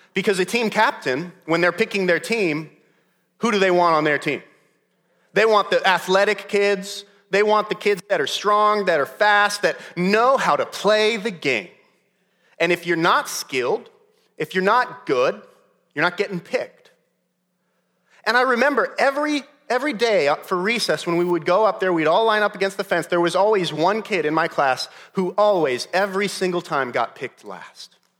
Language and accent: English; Modesto, California, United States; When I, when I was growing up in California, I lived the first eight years of my life in Modesto, California